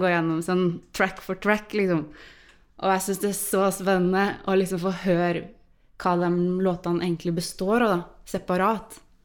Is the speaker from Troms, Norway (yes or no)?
no; Trøndelag, Norway; jeg snakker litt forskjellig fra det som er liksom den lokale dialekta, og det tror jeg jeg har gjort siden jeg var liten